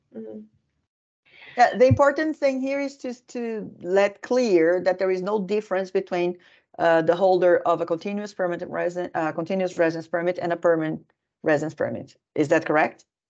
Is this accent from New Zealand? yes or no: no; Brazil; now in Finland; I'm originally from Brazil